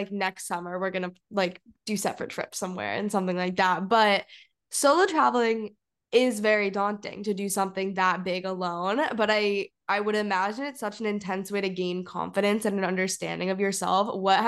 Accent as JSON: {"language": "English", "country": "Singapore", "tie": "born or raised there", "lives_now": "Santa Barbara, United States", "said": "like, I grew up in Singapore, but also I'm half South African and I currently live in Santa Barbara"}